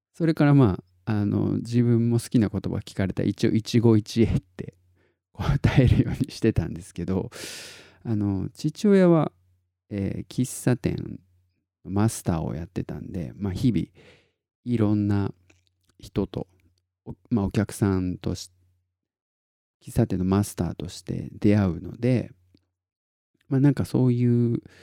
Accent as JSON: {"language": "Japanese", "region": "Tottori", "country": "Japan", "tie": "born or raised there", "said": "僕が鳥取生まれギターポップ育ち"}